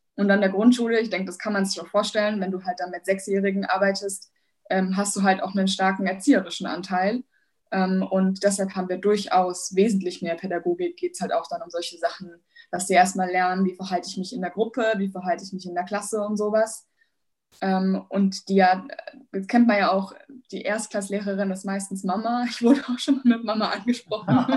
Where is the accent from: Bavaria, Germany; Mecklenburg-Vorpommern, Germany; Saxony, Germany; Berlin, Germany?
Bavaria, Germany; Ich komme aus Bayern